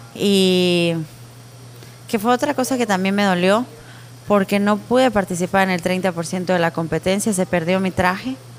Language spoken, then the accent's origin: Spanish; Guatemala; yo amo mi país con todo mi corazón